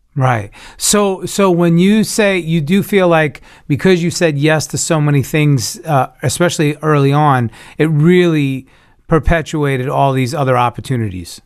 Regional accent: New York, United States; I'm from New York. I'm originally a Cuban Italian New Yorker

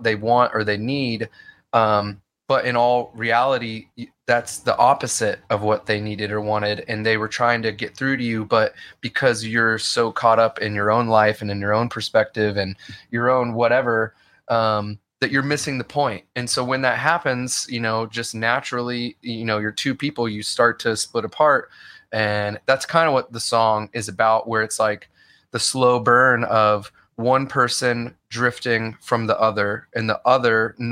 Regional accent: Midwest, United States; I grew up in the Midwest.

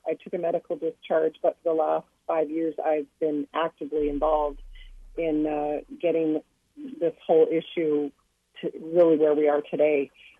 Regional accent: Canada; as a Canadian taxpayer

